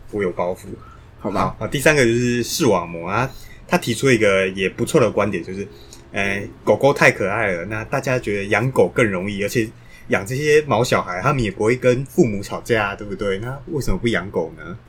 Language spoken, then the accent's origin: Chinese; Taiwan; 我们台湾人猫狗饲养数量已经接近三百万只